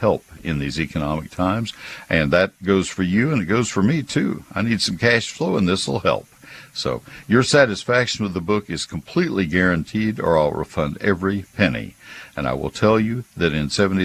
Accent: College Station, Texas, United States; moved away as an adult; also born or lived in Ohio; now in McKinney, United States; I grew up in College Station

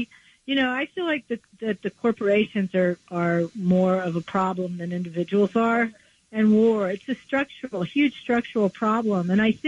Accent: West Virginia, United States; I grew up in West Virginia, and I've seen firsthand the utter destruction that things like mountaintop removal cause

